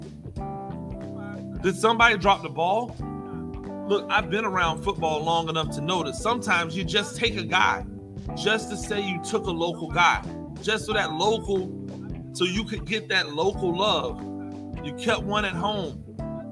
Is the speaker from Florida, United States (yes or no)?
yes; Tampa, Florida, United States; now in Savannah, United States; I used to live in Tampa. I'm from Tampa